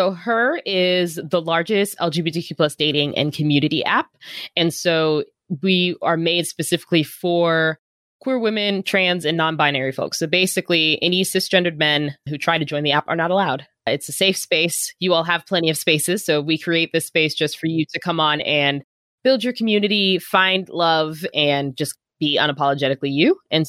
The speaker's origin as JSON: {"language": "English", "region": "Virginia", "country": "United States", "also_born_or_lived": "Arizona", "lives_now": "Oakland, United States", "said": "Yeah, I'm originally from Northern Virginia."}